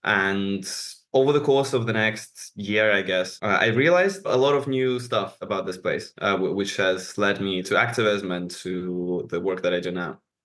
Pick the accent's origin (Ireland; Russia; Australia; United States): Russia; moved away as an adult; also born or lived in United Kingdom; now in Israel; I grew up in Russia, and then moved around a bit. I lived in the UK for a while